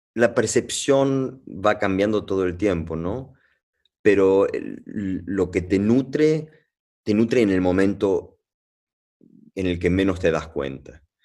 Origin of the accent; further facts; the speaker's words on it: Venezuela; also born or lived in Argentina (family); yo no soy colombiano, pero bueno, pero nací en Venezuela